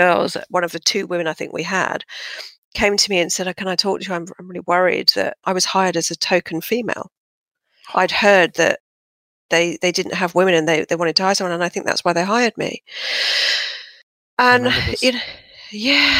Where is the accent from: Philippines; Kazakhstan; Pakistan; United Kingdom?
United Kingdom; London; moved away as an adult; now in Sydney, Australia; I'm originally from southwest London, Fulham, as you can probably tell by my impeccable accent, which I've hung on to dearly